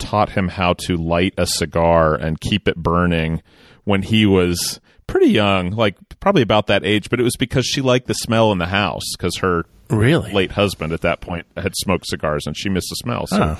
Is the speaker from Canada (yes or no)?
yes; Sudbury, Ontario, Canada; now in St. Thomas, Canada; Last year on February 1st, I moved from my hometown of Sudbury, Ontario, Canada, to St. Thomas, Ontario, Canada, to start a new job.